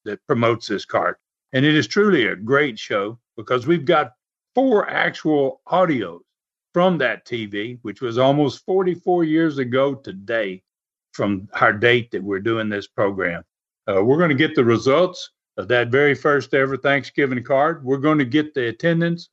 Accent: the South, United States; I'm from the South

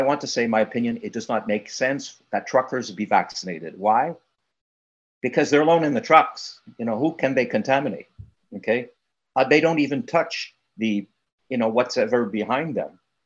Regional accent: Canada; I'm a Canadian

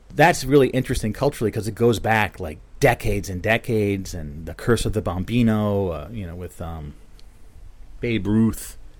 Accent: Bridgewater, New Jersey, United States; I grew up in Bridgewater

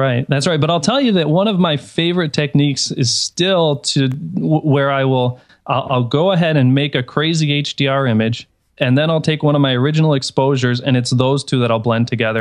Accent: Detroit, Michigan, United States; now in Chicago, United States; I'm originally from Detroit

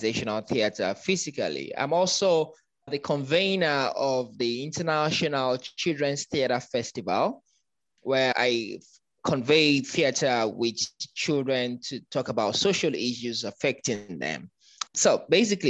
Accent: Lagos, Nigeria; moved away as an adult; now in Abuja, Nigeria; I am originally from Lagos. I grew up in Lagos, moved to Abuja about 11 years ago

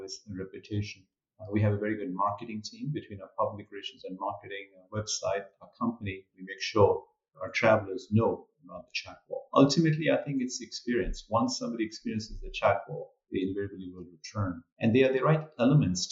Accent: India; moved away as an adult; also born or lived in Paris, France / New Orleans, United States; now in New York, United States; I was born and raised in India, so a great culture of hospitality

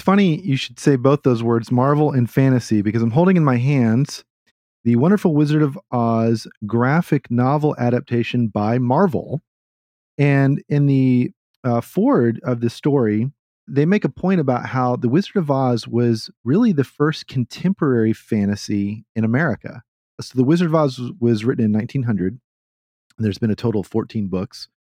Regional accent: the South, United States; from the South

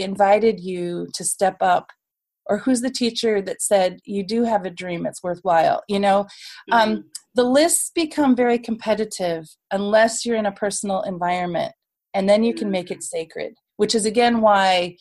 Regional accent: United States; as an American

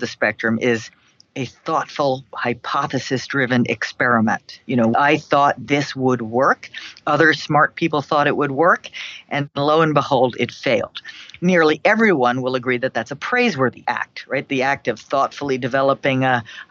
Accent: New York City, New York, United States; now in Boston, United States; My hometown. I mean, where I'm from, where I grew up, where my parents grew up is New York City.

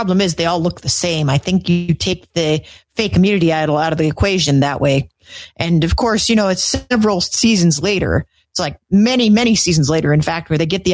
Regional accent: Montana, United States; I come from Montana

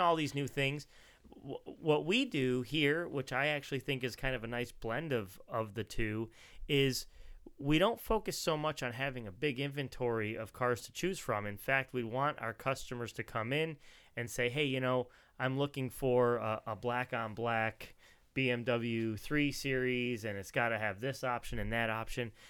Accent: New Jersey, United States; where I grew up in New Jersey

